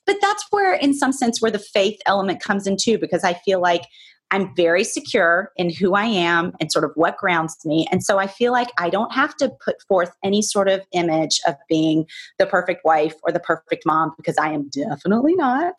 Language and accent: English; the South, United States; born or raised there; now in New York, United States